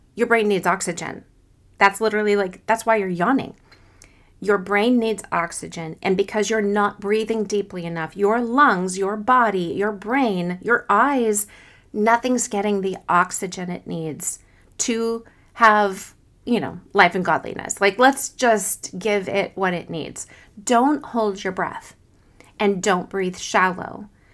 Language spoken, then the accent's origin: English; Kansas City, Missouri, United States; I'm from Kansas City, Missouri